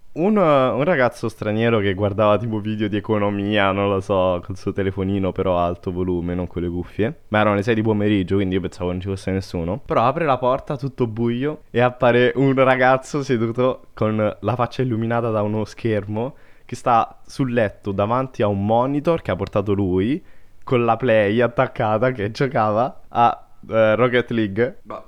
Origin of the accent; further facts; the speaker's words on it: Latina, Lazio, Italy; io so di Latina